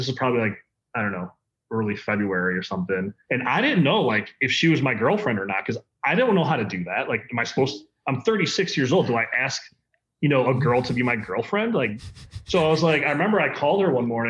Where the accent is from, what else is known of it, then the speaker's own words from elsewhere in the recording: Midwest, United States; also born or lived in Denver; now in Chicago, United States; my friend group that I grew up with. We're both like from the Midwest